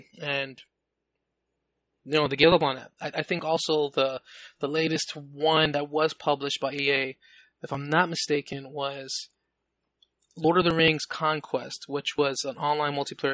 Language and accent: English; New York City, New York, United States; I grew up in the Bronx, New York, you know, for like 20 years